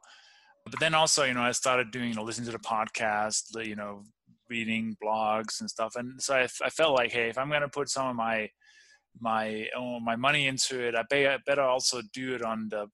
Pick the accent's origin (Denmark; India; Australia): Denmark; born or raised there; moved away; also born or lived in Copenhagen